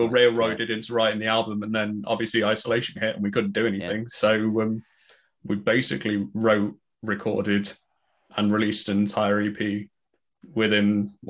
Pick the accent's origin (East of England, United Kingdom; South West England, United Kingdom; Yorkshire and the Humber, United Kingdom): Yorkshire and the Humber, United Kingdom; Sheffield; growing up in Sheffield, there was an old guitar shop called Wavelength